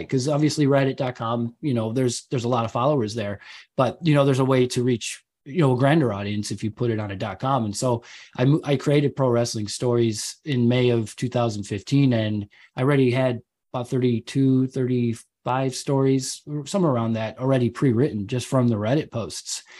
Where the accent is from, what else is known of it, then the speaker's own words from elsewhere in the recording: Chicago, Illinois, United States; moved away as an adult; now in England, United Kingdom; my wife's German, I'm American, but we're living out here